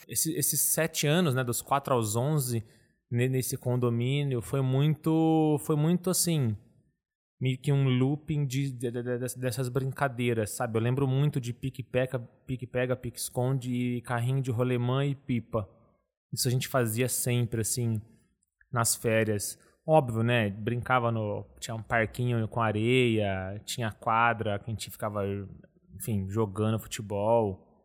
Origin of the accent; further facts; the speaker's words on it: Ribeirão Preto, São Paulo, Brazil; also born or lived in Uberlândia, Minas Gerais; vim de Ribeirão Preto